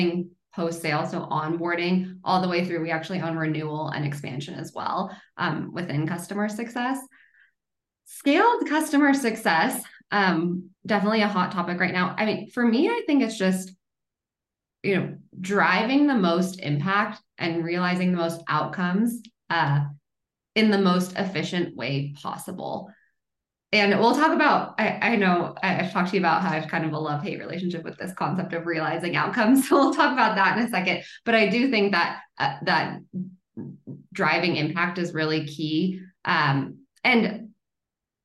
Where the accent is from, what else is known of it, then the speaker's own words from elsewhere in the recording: Boulder, Colorado, United States; now in Denver, United States; I'm actually from Boulder, so one of those rare Colorado natives, but I've been in Denver for the past like 12 years